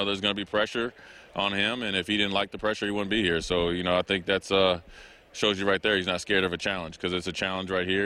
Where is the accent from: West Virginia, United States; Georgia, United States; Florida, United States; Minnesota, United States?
Minnesota, United States; I'm from Minnesota, so uh, you know, I'm not from Nebraska.